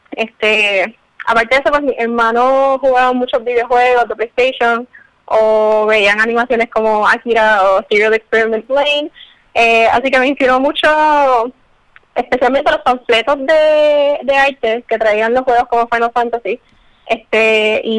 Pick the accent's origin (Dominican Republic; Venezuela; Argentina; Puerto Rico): Puerto Rico; San Juan; Eh, yo soy de San Juan.